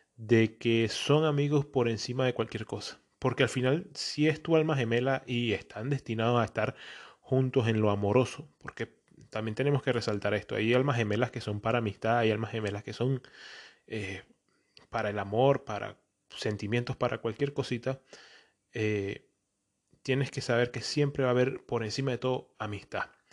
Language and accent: Spanish; Venezuela; also born or lived in Antioquia (feels paisa); now in Portugal; soy un venezolano que vive en Portugal y me creo paisa